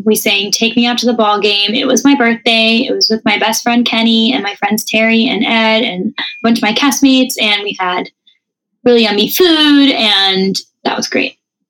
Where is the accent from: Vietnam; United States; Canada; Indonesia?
Canada; I feel like I could bond with her over the fact that we're French Canadian.